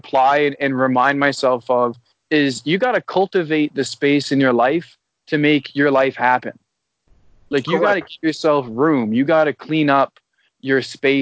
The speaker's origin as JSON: {"language": "English", "town": "Owen Sound", "region": "Ontario", "country": "Canada", "tie": "born or raised there", "also_born_or_lived": "Toronto, Canada", "moved": "as an adult", "lives_now": "Vancouver, Canada", "said": "I grew up in Owen Sound, which is a smaller town outside of, like, it's like 3 hours out of Toronto"}